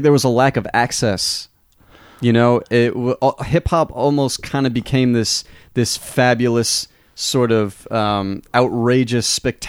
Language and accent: English; New York, United States; moved away as an adult; now in Texas, United States; I'm from New York. I almost said I'm from Boston, which I'm not. But, the vocal inflections are very similar.